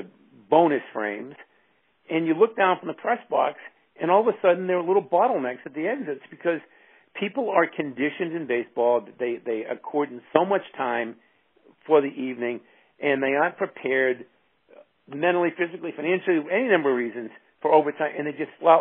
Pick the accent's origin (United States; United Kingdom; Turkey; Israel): United States; Boston, Massachusetts; I grew up in Fenway